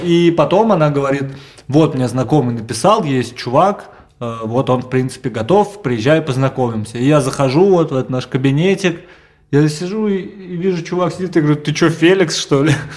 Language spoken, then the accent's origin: Russian; Moscow, Russia; всю жизнь я, считаю, жил в Москве